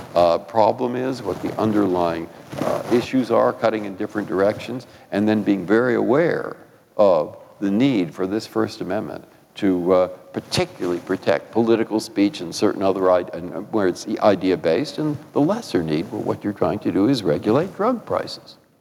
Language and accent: English; San Francisco, California, United States; also born or lived in Boston; now in Washington, United States; I grew up in San Francisco